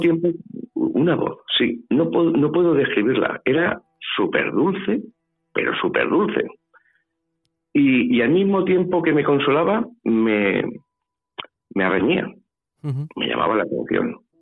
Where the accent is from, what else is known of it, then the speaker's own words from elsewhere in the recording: Valencia, Valencian Community, Spain; also born or lived in Puertollano / Almodóvar del Campo / Ciudad Real; Yo soy nacido en Puerto Llano la familia mía es de Almodóvar. Pero claro, yo me he criado en Valencia